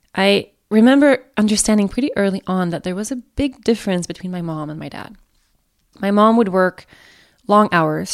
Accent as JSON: {"language": "English", "country": "Sweden", "tie": "born or raised there", "said": "Sweden, my home country"}